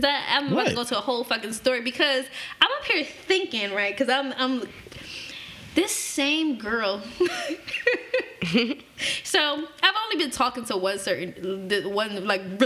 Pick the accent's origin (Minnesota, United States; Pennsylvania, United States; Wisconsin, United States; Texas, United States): Pennsylvania, United States; Philadelphia; I grew up in North Philly when I first came to Philly